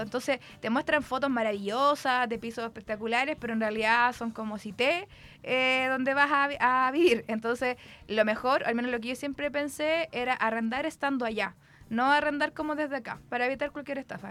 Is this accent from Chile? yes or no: yes; Concepción, Biobío, Chile; soy la única de Conce